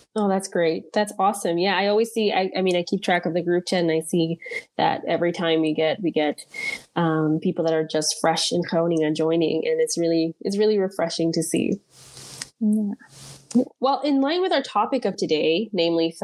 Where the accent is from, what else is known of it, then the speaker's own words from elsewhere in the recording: Caribbean Netherlands; moved away as an adult; now in Netherlands; I was born on Bonaire to Dominican parents